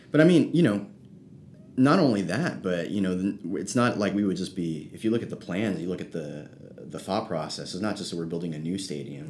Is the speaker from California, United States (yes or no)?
yes; South San Francisco, California, United States; I grew up in South San Francisco, which is basically by the airport